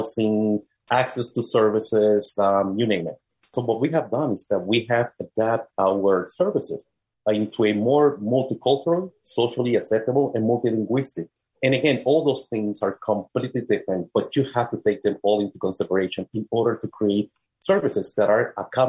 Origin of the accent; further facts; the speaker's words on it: Puerto Rico; moved away as an adult; now in Philadelphia, United States; born and raised in Puerto Rico, came to the United States at the age of 22